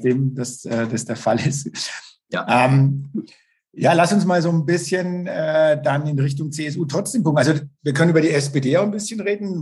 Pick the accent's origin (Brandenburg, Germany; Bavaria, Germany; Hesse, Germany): Bavaria, Germany; ich komme auch aus dem Landkreis Neustadt-Altstadt-Winsheim